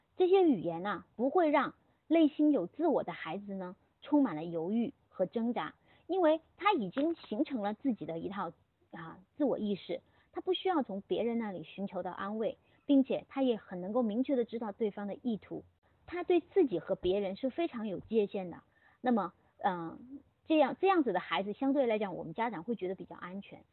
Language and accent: Chinese; China; 在我们中国现有的社会